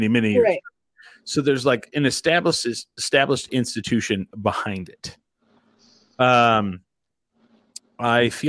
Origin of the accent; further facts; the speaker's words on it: Eastern New Mexico, United States; I'm from Eastern New Mexico